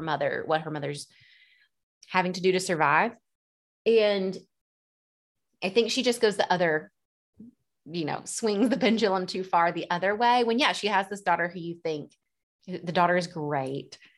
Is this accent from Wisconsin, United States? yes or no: no; Dothan, Alabama, United States; now in Nashville, United States; my hometown of Dothan, Alabama